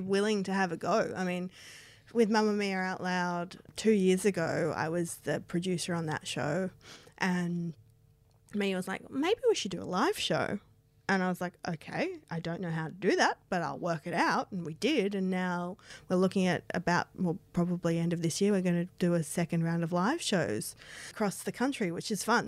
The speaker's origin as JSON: {"language": "English", "country": "Australia", "tie": "born or raised there", "moved": "yes", "said": "my hometown"}